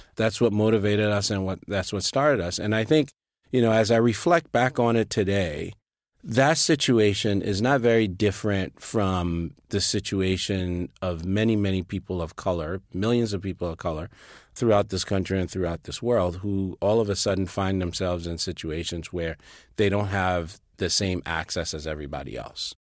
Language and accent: English; Liberia; moved away as an adult; also born or lived in Sierra Leone; now in United States; I was born and raised in Liberia.